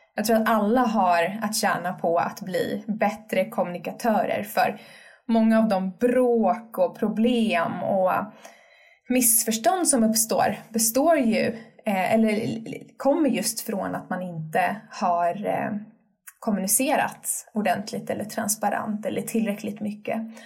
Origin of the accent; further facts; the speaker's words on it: Sweden; vi svenskar